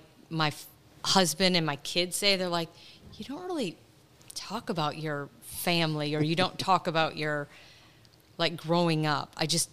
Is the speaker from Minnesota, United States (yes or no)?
yes; Morton, Minnesota, United States; moved away as an adult; also born or lived in Phoenix, Arizona; So I'm from a little small town, Morton, Minnesota. Population of 400. So a very, very small town.